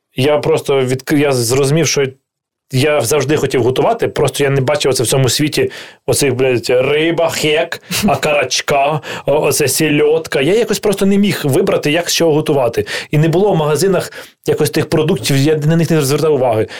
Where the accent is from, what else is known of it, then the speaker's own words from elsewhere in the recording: Kyiv, Ukraine; Я такий, типу, народився в Києві, взагалі, да, я не схожий на людину, яка народилася в Києві